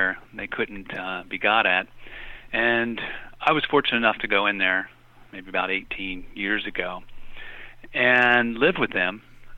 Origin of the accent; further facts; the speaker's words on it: Appalachia, United States; also born or lived in Latin America; now in Frederick, United States; I'm originally from Appalachia